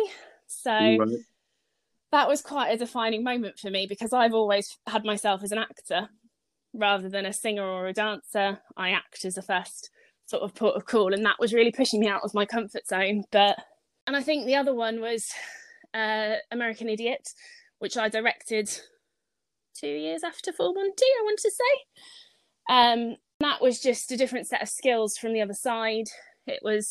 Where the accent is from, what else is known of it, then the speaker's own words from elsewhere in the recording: South Africa; moved away; If I go all the way back to primary school, I grew up in South Africa